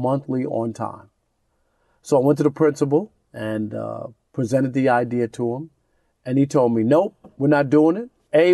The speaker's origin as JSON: {"language": "English", "town": "New York City", "region": "New York", "country": "United States", "tie": "born or raised there", "said": "I grew up in Jamaica, Queens"}